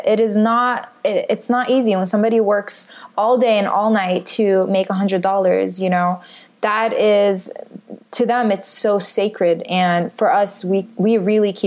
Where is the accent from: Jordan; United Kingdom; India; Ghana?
Jordan; also born or lived in Palestine; now in United States; I grew up in Jordan. I'm of Palestinian heritage